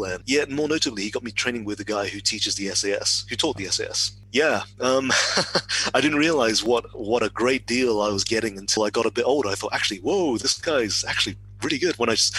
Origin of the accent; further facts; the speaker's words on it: West Midlands, United Kingdom; moved away as an adult; also born or lived in Telford / Wolverhampton / Birmingham; now in Oxford, United Kingdom; So I grew up in the West Midlands, Telford, Wolverhampton, Birmingham. And then I moved to Oxford about 14 years ago, so I've lost the accent.